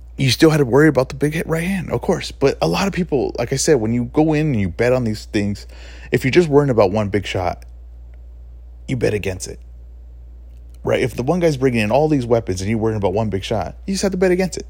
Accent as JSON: {"language": "English", "country": "United States", "said": "we're from the States, right, well, at least I am"}